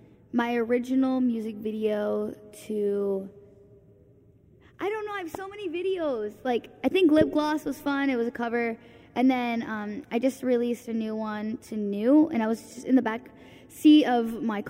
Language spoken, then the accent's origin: English; Michigan, United States; now in Los Angeles, United States; I was born in Michigan